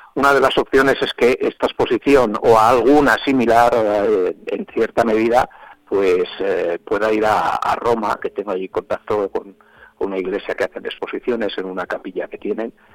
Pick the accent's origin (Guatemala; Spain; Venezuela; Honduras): Spain; Zamora, Castile and León; yo sea zamorano